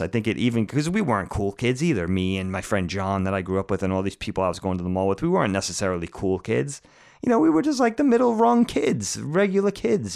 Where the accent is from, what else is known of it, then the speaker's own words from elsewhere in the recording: Bellport, New York, United States; I grew up in Bellport